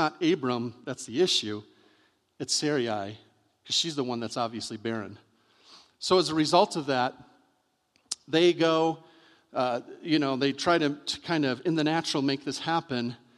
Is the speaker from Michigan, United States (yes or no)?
yes; Michigan, United States; I'm from Michigan